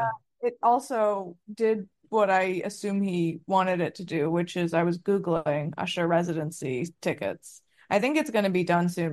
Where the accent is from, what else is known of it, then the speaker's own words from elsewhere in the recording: Potomac, Maryland, United States; we grew up in Potomac and went to high school with none other than Taylor Momsen.